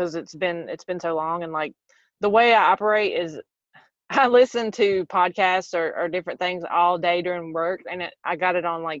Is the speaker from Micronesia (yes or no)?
no; the South, United States; accent: southern; moved away; everybody has to bear through my southern accent.